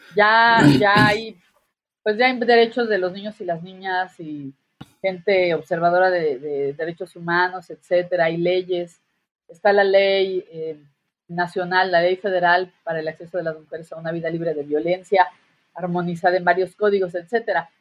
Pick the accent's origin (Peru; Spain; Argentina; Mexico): Mexico; Guerrero; por acá de mi tierra, en Guerrero